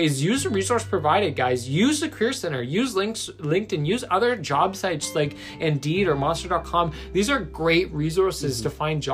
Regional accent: Brantford, Ontario, Canada; moved away; back in my hometown of Brantford, Ontario

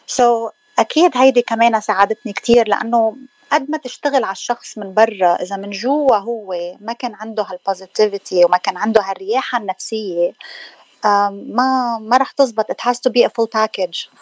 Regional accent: Hammana, Mount Lebanon, Lebanon; moved away; لبنانيه آه، من منطقة بالجبل اسمها حمانة

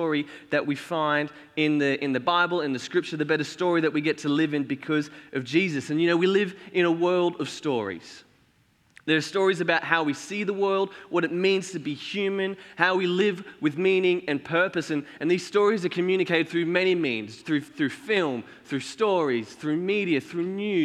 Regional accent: Cairns, Queensland, Australia; moved away as an adult; now in Ormeau, Australia; we grew up in Cairns where there's heaps of sugarcane everywhere

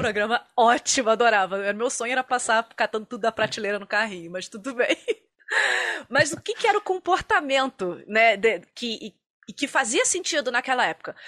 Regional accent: Rio de Janeiro, Brazil; now in Curitiba, Brazil; Eu sou carioca

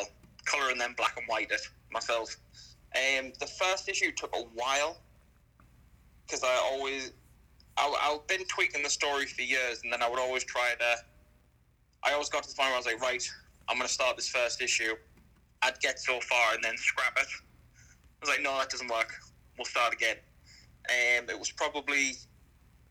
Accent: Sunderland, North East England, United Kingdom; also born or lived in near Bournemouth; England. Place called Sunderland.

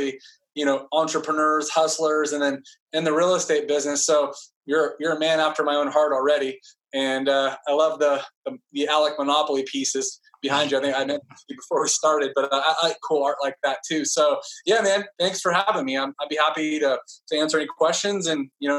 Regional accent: Fresno, California, United States; I was born and raised in Fresno, California

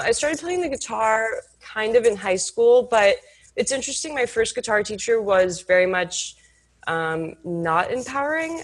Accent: Houston, Texas, United States; I grew up in Houston, Texas

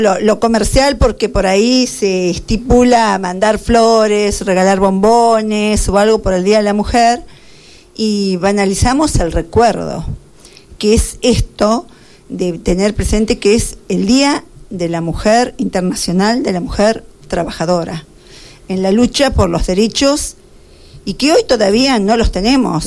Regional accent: Carlos Casares, Buenos Aires Province, Argentina; nacida en Carlos Casares, toda la vida estuve en, en Carlos Casares, toda mi vida viví en Carlos Casares, en el barrio Moreno, casa 34

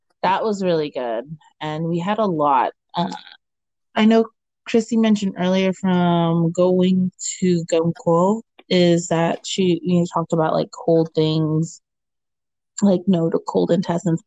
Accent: Oxnard, California, United States; also born or lived in Camarillo; from Oxnard slash Camarillo from my hometown

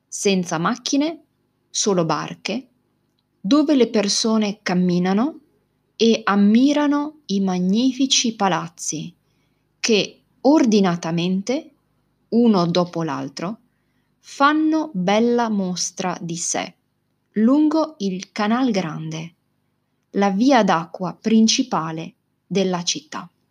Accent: Venice, Veneto, Italy; la mia città, Venezia. Probabilmente una delle città più belle e particolari del mondo è la città dove sono nata, cresciuta, dove ho studiato e lavorato.

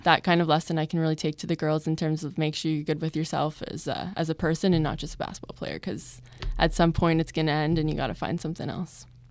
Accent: Hamilton, Ontario, Canada; my family and my friends and my hometown

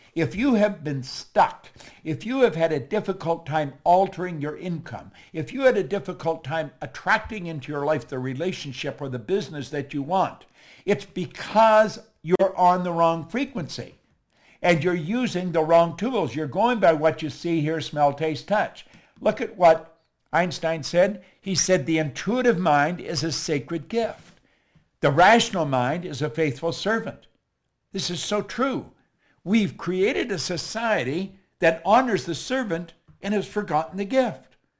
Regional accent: Toronto, Ontario, Canada; moved away; also born or lived in Chicago; I'm actually from Toronto.

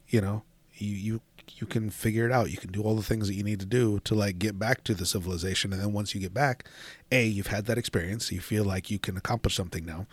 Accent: Washington, United States; moved away; I grew up in Washington

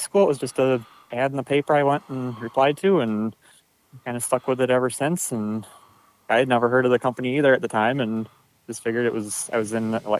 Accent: Traverse City, Michigan, United States; I grew up here and lived here my whole life

